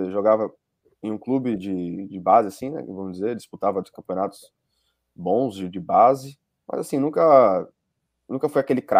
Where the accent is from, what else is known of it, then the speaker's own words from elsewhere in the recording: Salvador, Bahia, Brazil; now in United States; Eu vim de Salvador.